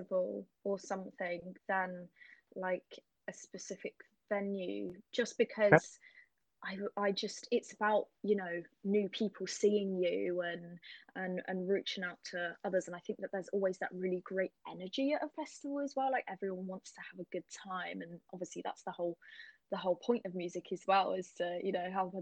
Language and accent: English; Cornwall, South West England, United Kingdom; I'm from Cornwall